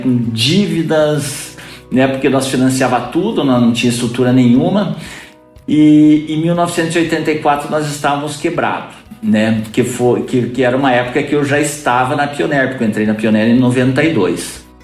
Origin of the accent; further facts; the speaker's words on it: Guarapuava, Paraná, Brazil; also born or lived in Curitiba; eu sou natural de Guarapuava, nasci aqui em 1962